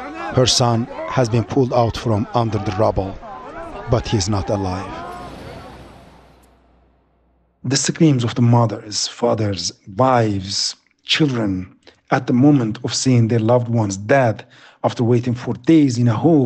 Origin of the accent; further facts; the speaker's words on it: Adıyaman, Turkey; now in Istanbul, Turkey; my hometown, the city that I was born and raised